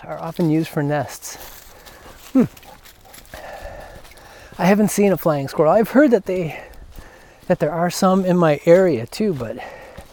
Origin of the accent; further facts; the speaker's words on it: Chicago, Illinois, United States; now in Georgia, United States; I'm from Chicago